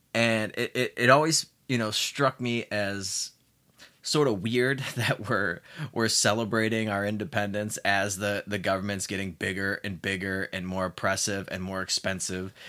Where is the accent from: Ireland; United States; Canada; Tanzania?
United States; moved away as an adult; now in Mexico